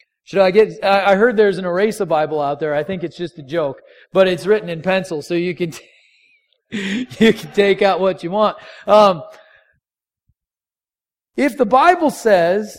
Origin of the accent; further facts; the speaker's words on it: North Dakota, United States; moved away; I'm grew up in North Dakota